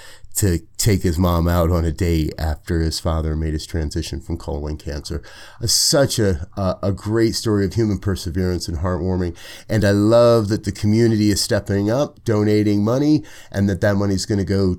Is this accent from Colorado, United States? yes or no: yes; Colorado, United States; I love to hear that happening here in my home state of Colorado.